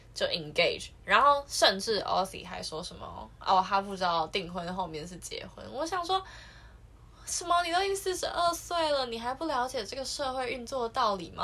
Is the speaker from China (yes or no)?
no; Taiwan; 我们是台湾的观众